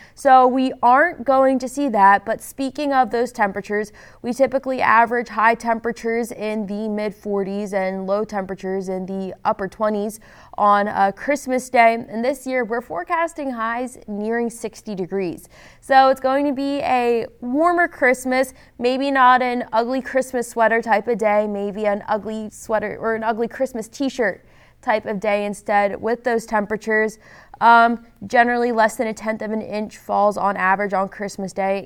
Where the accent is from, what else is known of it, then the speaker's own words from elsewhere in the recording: Philadelphia, Pennsylvania, United States; my hometown area, Philadelphia